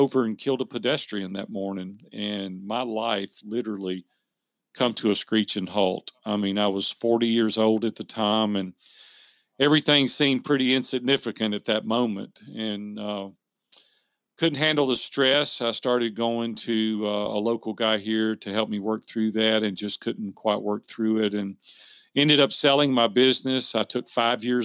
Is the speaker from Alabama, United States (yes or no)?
no; Nashville, Tennessee, United States; I grew up in Nashville, Tennessee